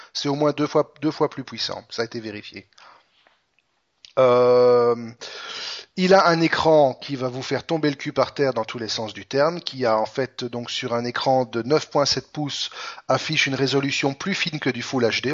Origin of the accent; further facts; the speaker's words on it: Belgium; chez nous, en Belgique